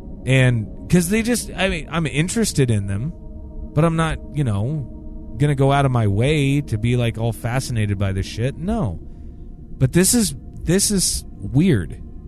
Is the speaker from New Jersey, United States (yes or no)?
yes; New Jersey, United States; Growing up in New Jersey, I was fascinated by the Jersey Devil and even know people who claimed to have seen him.